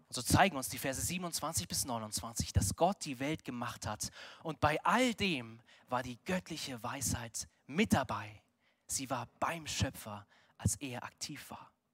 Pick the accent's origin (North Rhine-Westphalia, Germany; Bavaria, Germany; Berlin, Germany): Bavaria, Germany; Munich; wir als Münchner